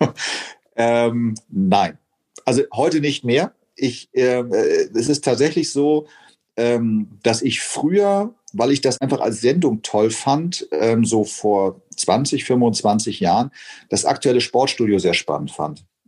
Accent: Hamburg, Germany; Ich bin in Poppenbüttel zur Schule gegangen

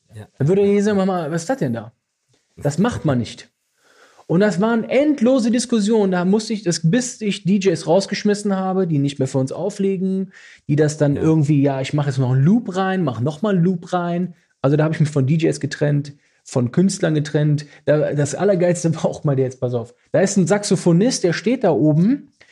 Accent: Düsseldorf, North Rhine-Westphalia, Germany; da wo ich aufgewachsen bin

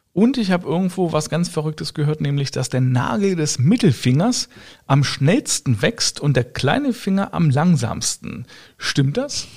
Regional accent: Germany; ich komme jetzt aus Deutschland, ja, mein äh, Schwager auch

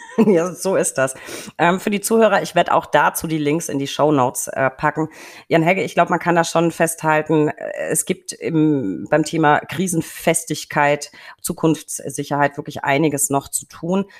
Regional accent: Franconia, Germany; als Franke

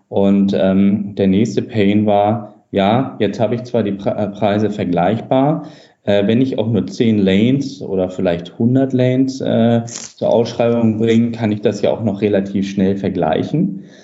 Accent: Hamburg, Germany; ähm, Hamburger Junge äh, sozusagen, äh, komme aus dem Norden

